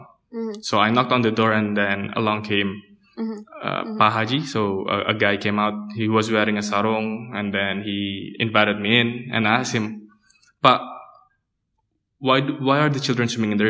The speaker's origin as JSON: {"language": "English", "region": "Jakarta", "country": "Indonesia", "tie": "born or raised there", "said": "Yeah, it's Jakarta. Yeah. But coming back from college from South Korea and then seeing that Jakarta hasn't changed."}